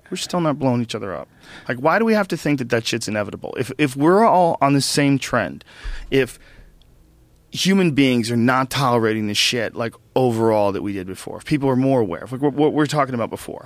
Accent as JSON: {"language": "English", "country": "United States", "said": "as an American"}